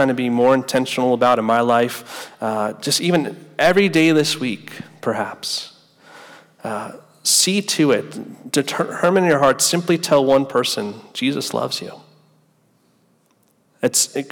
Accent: United States; now in Gainesville, United States; I grew up right outside New York City

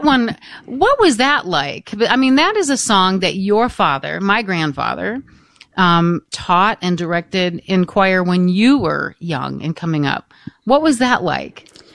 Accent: Michigan, United States; the parish that I was raised in in Free Michigan

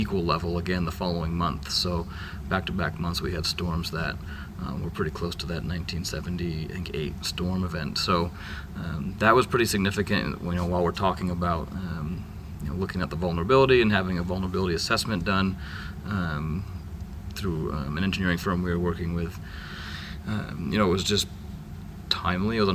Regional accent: Vinalhaven, Maine, United States; I'm from Vinyl Haven, Maine

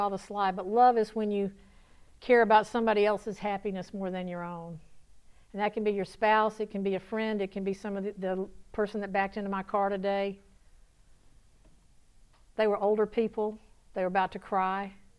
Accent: the South, United States; accent: southern; Elena, how bad did I southern my southern accent butcher your language?

